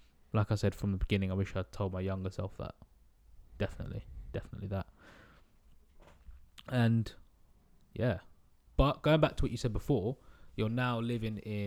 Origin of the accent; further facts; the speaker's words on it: England, United Kingdom; I would say that I'm British, I wouldn't say English, but you know, well, yeah, I would say I'm English because I've got an English passport